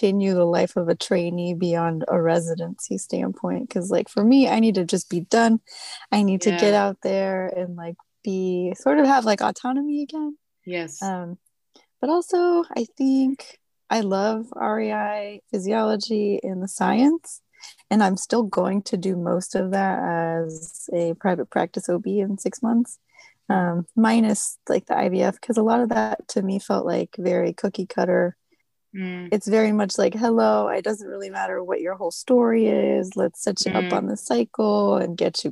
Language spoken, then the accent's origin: English; Tucson, Arizona, United States; moved away as an adult; now in Virginia, United States; I'm originally from Tucson, Arizona, where I was born and raised